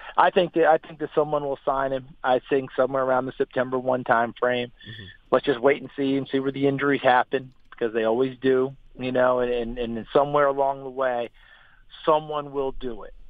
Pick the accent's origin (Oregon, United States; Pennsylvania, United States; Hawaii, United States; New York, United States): New York, United States; I'm also from New York